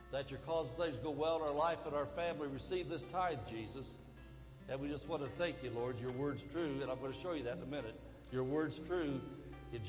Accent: Indiana, United States; moved away; I came from Indiana originally

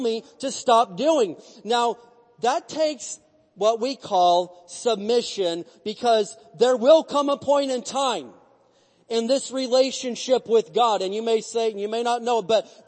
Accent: United States; I was born in America

